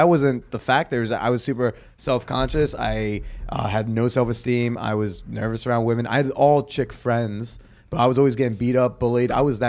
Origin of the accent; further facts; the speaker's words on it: Norwood, New Jersey, United States; grew up in Norwood.